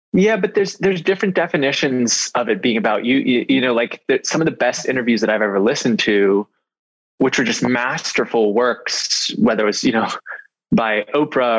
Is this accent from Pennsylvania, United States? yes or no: yes; North Hills, Ross Township, Pennsylvania, United States; I grew up in the North Hills